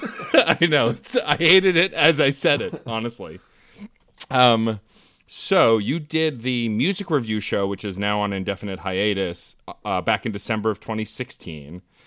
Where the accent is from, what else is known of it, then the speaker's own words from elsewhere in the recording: New York City, New York, United States; I was from Staten Island